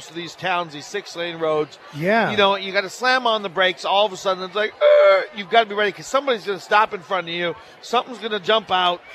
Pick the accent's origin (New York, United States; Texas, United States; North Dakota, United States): North Dakota, United States; Minot; moved away; my hometown of Minot, North Dakota